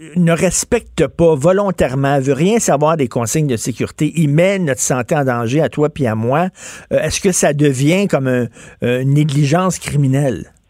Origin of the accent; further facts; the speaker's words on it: Quebec, Canada; on est tous des Québécois.